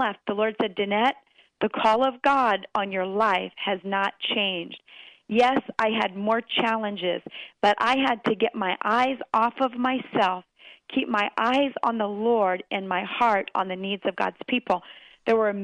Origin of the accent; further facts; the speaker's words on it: Maryland, United States; moved away; I grew up on a farm in Maryland, and I was just back in my hometown preaching this past weekend